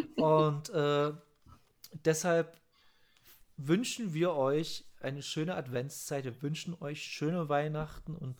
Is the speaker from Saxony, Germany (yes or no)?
yes; Saxony, Germany; bei uns in Sachsen